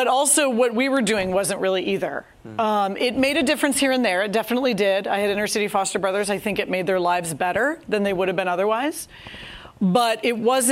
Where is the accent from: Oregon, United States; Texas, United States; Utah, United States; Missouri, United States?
Missouri, United States; St. Louis; I'm from St. Louis, Missouri, born and bred.